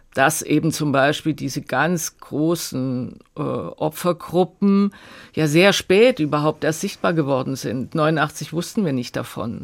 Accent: East Germany, Germany

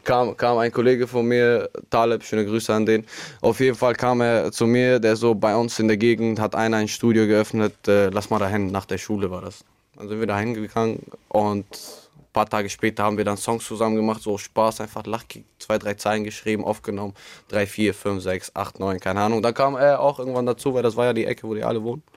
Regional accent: Albania; moved away; also born or lived in Münster, Germany; ich bin in Albanien groß geworden. Ich bin circa 2014 dann irgendwann in Deutschland gekommen, mit Familie und alles andere

